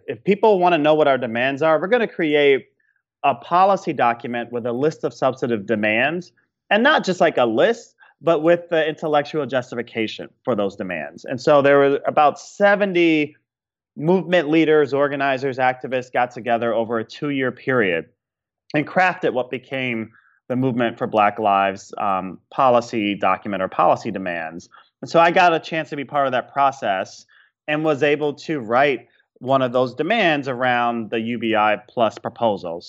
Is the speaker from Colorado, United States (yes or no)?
no; Chicago, Illinois, United States; my hometown of Chicago